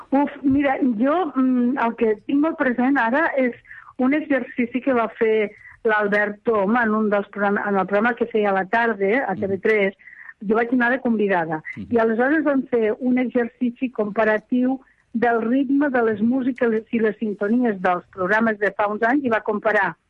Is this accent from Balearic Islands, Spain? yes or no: no; Lleida, Catalonia, Spain; accent: Western Catalan (Lleida); la meva llengua occidental